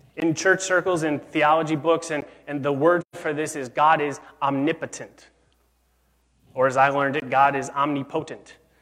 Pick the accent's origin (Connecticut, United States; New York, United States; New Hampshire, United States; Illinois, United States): Illinois, United States; Chicago; I grew up in Chicago